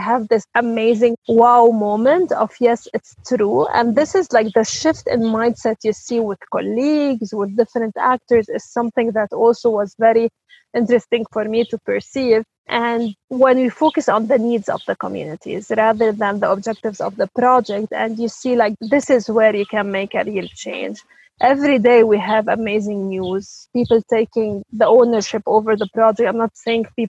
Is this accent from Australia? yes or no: no; Lebanon; I'm originally from Lebanon